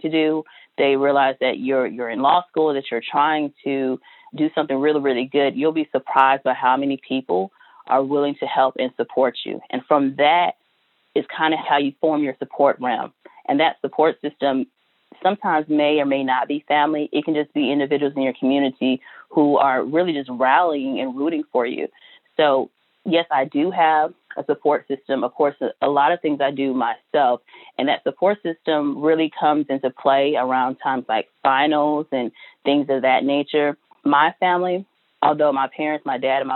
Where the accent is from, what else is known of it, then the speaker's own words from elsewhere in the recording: Georgia, United States; moved away as an adult; now in Louisiana, United States; I'm from Georgia